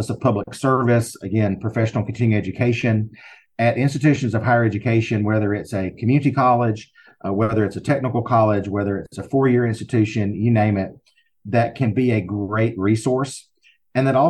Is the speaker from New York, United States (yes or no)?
no; Alabama, United States; accent: Southern; in the state of Alabama where I am, if you can't tell by my accent, I'm sure you can.